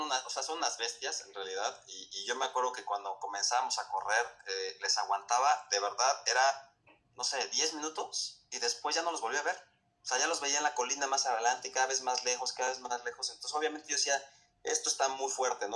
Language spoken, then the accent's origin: Spanish; Mexico; como mexicano